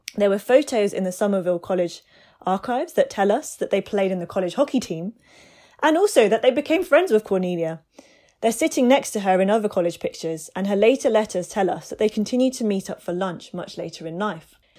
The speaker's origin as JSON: {"language": "English", "country": "United Kingdom", "said": "I'm British Asian and Sikh myself"}